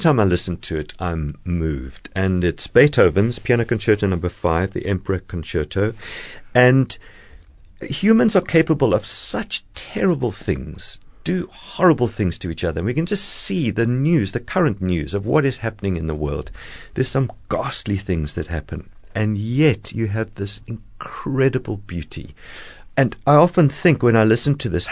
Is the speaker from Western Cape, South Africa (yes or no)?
yes; Cape Town, Western Cape, South Africa; I was born here in Fishhook, in Cape Town.